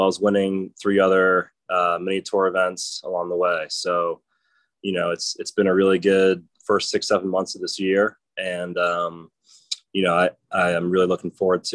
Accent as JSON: {"language": "English", "town": "Providence", "region": "Rhode Island", "country": "United States", "tie": "born or raised there", "said": "I was raised in Providence, Rhode Island"}